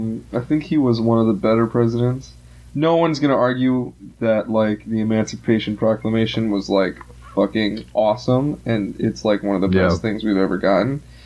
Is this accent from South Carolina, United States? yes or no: yes; South Carolina, United States; moved away as an adult; now in Indiana, United States; And I live in Indiana, and Indiana is, let me tell you, when I think of what the South is, and I'm from South Carolina